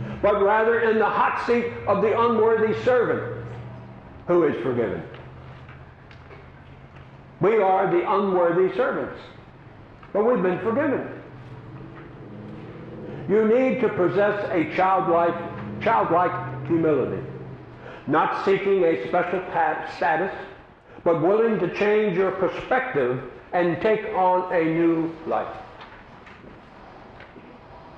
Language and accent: English; Havre de Grace, Maryland, United States; moved away; That's my hometown, Havity Grace